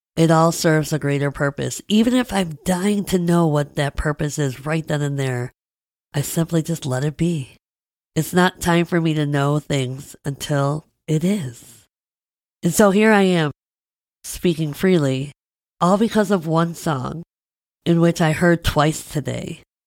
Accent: Midwest, United States; I'm a Midwesterner

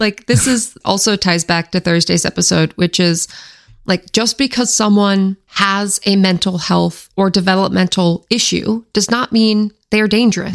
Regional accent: Washington, United States; my home state

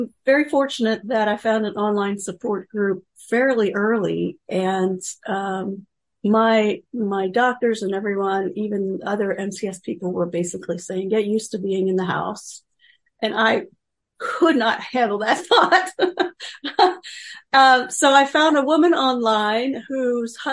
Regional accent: Pennsylvania, United States; moved away; also born or lived in Kansas; I grew up in Pennsylvania and ended up working most of my professional life in Kansas.

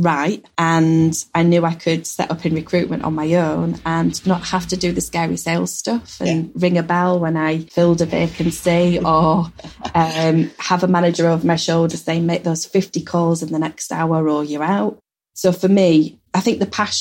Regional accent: Yorkshire and the Humber, United Kingdom; we're from Yorkshire and we know Yorkshire very well

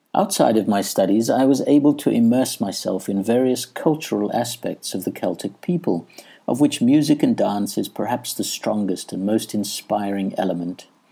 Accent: South Africa; moved away as an adult; also born or lived in Edinburgh, Scotland; I had left South Africa for Edinburgh, Scotland

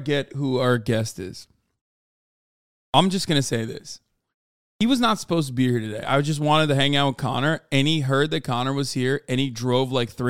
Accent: Turkey; moved away; also born or lived in New Jersey; I grew up in cities. I grew up in Istanbul and Ankara. So those are big cities in Turkey, especially Istanbul. So I was always a city boy

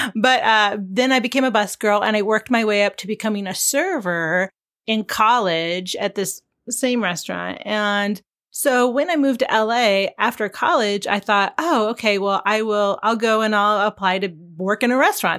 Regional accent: Pacific Northwest, United States; now in Landers, California, United States; we grew up in the Pacific Northwest, where, of course, everything is very green

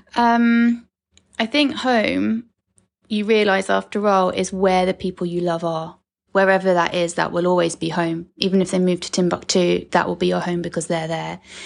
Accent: Saltdean, South East England, United Kingdom; moved away as an adult; also born or lived in Brighton / Thailand / Hong Kong / Mexico; now in Portugal; I came back to England, um, had a very happy childhood in Saltdean, Wannsee

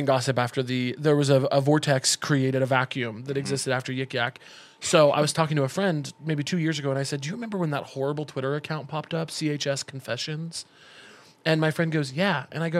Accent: Missouri, United States; I'm from Missouri.

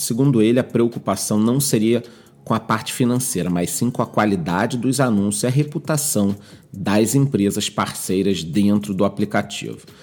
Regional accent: Brazil; eu sou brasileiro

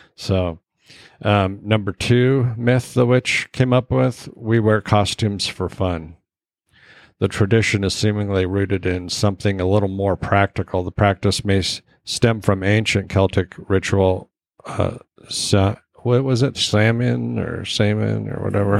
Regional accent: Alaska, United States; I grew up in Alaska

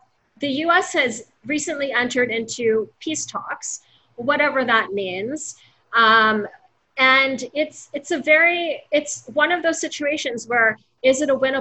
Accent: United States

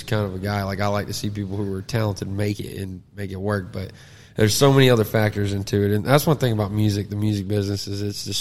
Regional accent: Jacksonville, Florida, United States; now in Nashville, United States; From Jacksonville.

